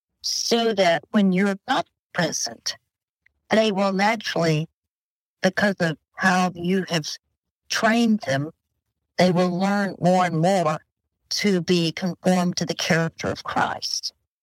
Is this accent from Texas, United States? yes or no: yes; Dallas, Texas, United States; We're new friends, even though we're both from Dallas, Texas, but we're new friends now.